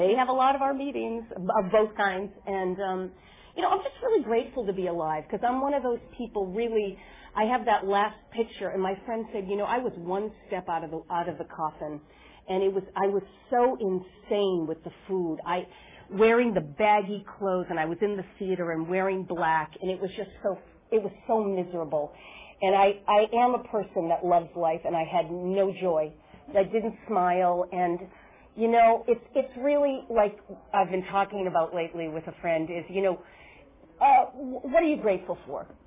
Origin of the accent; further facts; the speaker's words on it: Boston, Massachusetts, United States; Boston, Massachusetts, where I'm from